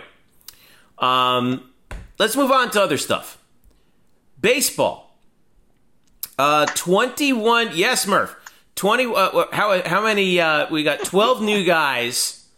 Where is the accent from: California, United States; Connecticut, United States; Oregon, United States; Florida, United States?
Florida, United States; Margate; Margate, Florida, which is where I spent 10 years of my life growing up in South Florida